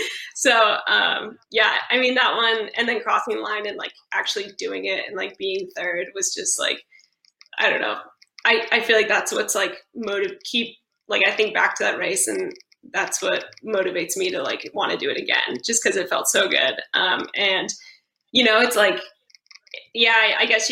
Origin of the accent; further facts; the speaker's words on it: California, United States; also born or lived in Fayetteville, Arkansas; I'm from California.